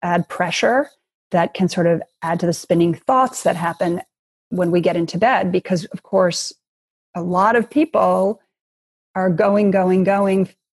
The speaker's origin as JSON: {"language": "English", "town": "Los Angeles", "region": "California", "country": "United States", "tie": "born or raised there", "also_born_or_lived": "Chicago, Illinois", "said": "I grew up in Chicago and Los Angeles. So I was born in Chicago. And then when I was 8, I actually moved to Los Angeles with my mother."}